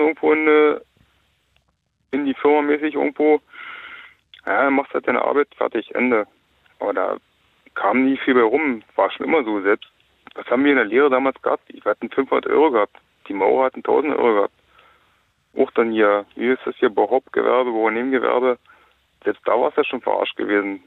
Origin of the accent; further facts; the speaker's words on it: the East, eastern Germany, Germany; hier bei uns im Osten